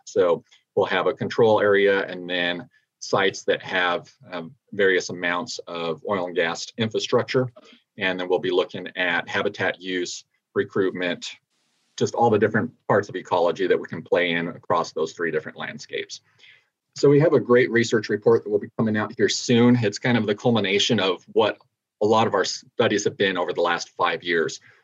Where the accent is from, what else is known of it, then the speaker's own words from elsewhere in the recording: New Mexico, United States; moved away; my home state of New Mexico